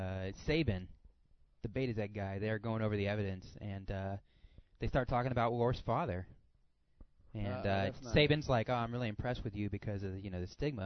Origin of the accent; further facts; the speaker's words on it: South Carolina, United States; I'm from South Carolina.